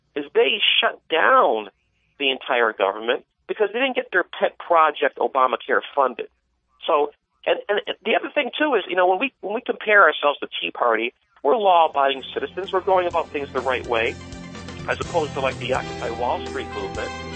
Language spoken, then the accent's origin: English; Westfield, Massachusetts, United States; I grew up in Westfield, Mass